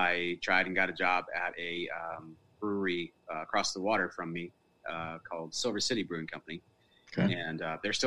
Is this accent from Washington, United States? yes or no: yes; Seattle, Washington, United States; moved away as an adult; now in Virginia, United States; I was born and raised in the Seattle area